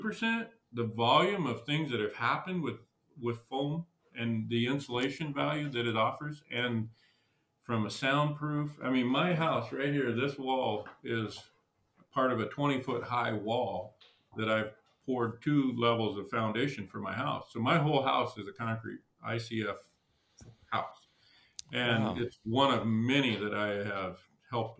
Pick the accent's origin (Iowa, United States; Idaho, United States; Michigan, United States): Idaho, United States; moved away as an adult; now in Montana, United States; I grew up in Idaho and I was there till I was 18